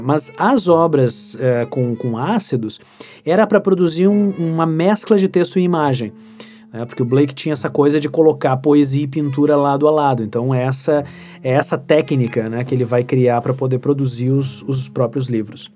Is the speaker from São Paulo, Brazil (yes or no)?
no; Santa Maria, Rio Grande do Sul, Brazil; also born or lived in Porto Alegre; Eu sou natural de Santa Maria. Eu, já morei, eu já morei em outras cidades do Rio Grande do Sul por causa do trabalho do meu pai